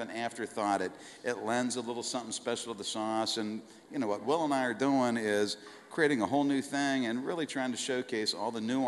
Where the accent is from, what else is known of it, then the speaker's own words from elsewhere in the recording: Colorado, United States; moved away; my parents are from Colorado. I grew up in Colorado